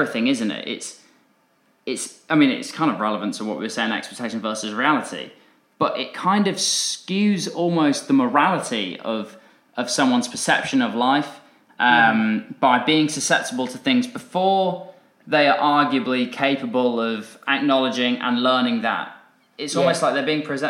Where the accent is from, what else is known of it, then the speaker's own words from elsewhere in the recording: Dorset, South West England, United Kingdom; I grew up in Dorset